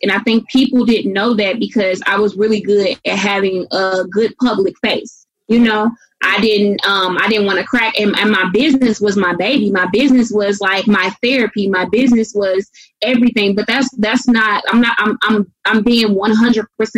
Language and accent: English; St. Louis, Missouri, United States; moved away; also born or lived in the South; growing up in St. Louis, I went to 13 different schools.